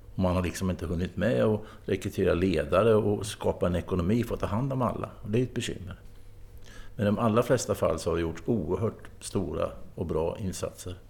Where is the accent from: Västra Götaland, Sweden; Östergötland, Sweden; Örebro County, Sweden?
Östergötland, Sweden; i mitt hemlän Östergötland